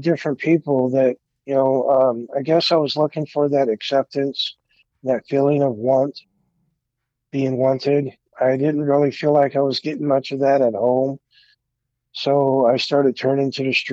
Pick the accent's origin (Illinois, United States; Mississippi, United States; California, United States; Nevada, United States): California, United States; Oakland; also born or lived in Alameda, California / San Leandro, California; I grew up in the Bay Area in California, mainly Oakland and Alameda.